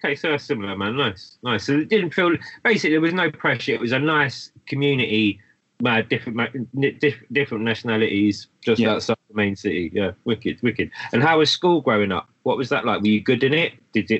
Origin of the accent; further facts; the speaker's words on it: London, United Kingdom; I was born in London. Growing up with my mum being Irish, there was this connection to Ireland